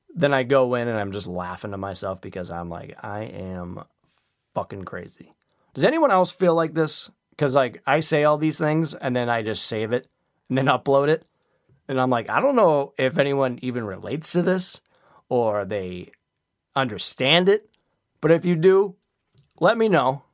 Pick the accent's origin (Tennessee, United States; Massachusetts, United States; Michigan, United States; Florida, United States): Massachusetts, United States; Quincy; Quincy is my hometown